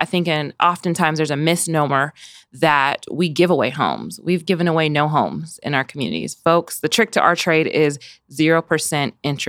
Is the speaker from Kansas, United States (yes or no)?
yes; Wichita, Kansas, United States; I've had an opportunity to be born and raised in the best city in the country, right? Wichita, Kansas. I'm from the Dub, the ICT, if you will. It goes by a number of names.